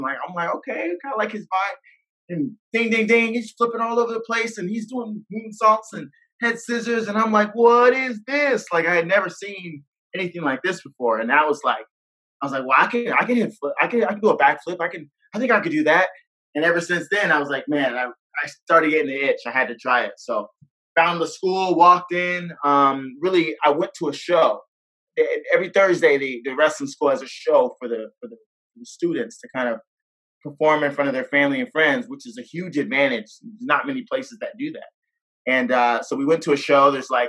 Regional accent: Atlanta, Georgia, United States; From Atlanta, Georgia.

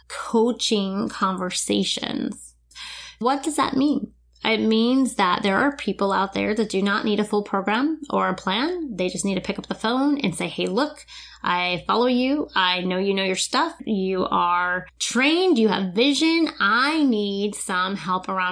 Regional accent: New Smyrna Beach, Florida, United States; moved away; my hometown, New Smyrna Beach, which is only a couple hours away

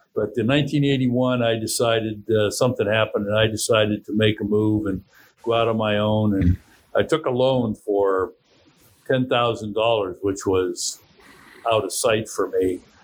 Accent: Youngstown, Ohio, United States; I was born and raised in Youngstown, Ohio

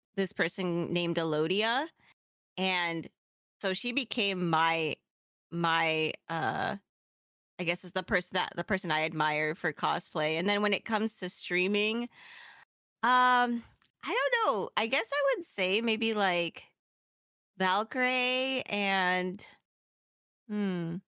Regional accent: Philippines; I'm Filipino

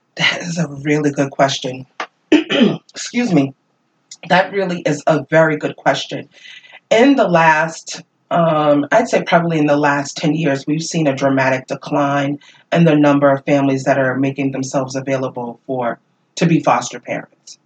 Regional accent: Worcester, Massachusetts, United States; I grew up in this community. And because I grew up in Worcester

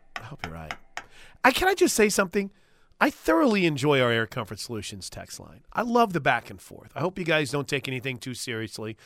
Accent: the South, Southern United States, United States; accent: Southern; my Southern accent

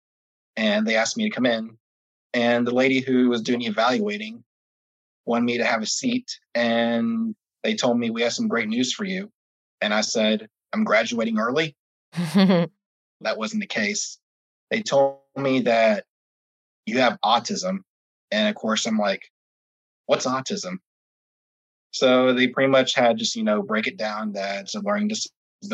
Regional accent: Orlando, Florida, United States; I'm from Orlando, Florida

